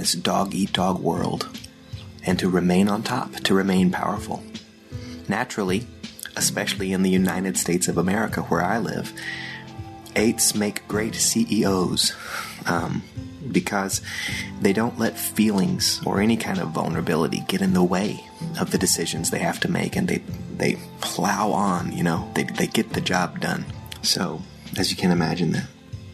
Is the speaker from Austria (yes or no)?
yes; Austria; moved away; In the German language, which is where I grew up in Austria, speaking German.